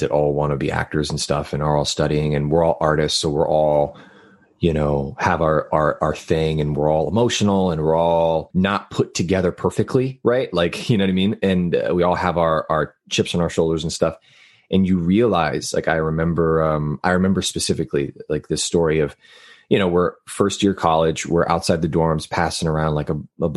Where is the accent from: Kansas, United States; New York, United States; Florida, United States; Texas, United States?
Texas, United States; Laredo; now in Los Angeles, United States; I'm from the Texas-Mexico border, a little city called Laredo, which is right on, like when I say on the border, I mean like I can look outside and see Mexico from my house